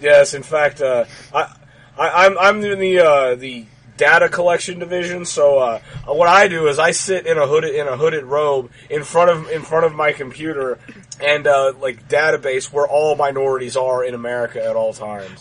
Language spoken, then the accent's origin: English; Texas, United States; this is the only place I've ever lived. It's in Texas